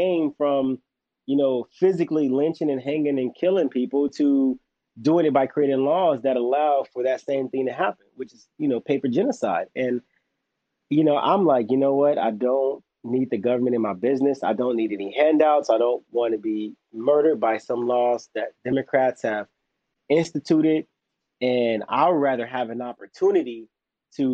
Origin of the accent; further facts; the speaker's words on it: Los Angeles, California, United States; I'm from South Central Los Angeles. I grew up with gangs